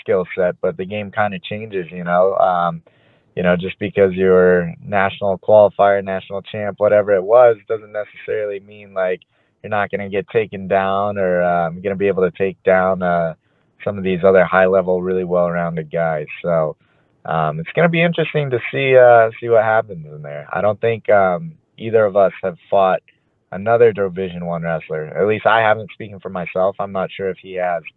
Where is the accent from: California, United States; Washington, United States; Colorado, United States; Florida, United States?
California, United States; Southern; born and raised in Southern California